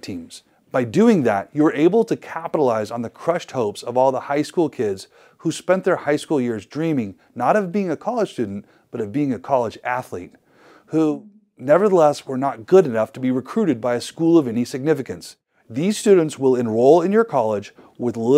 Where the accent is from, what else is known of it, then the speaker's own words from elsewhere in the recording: Idaho, United States; my home state of Idaho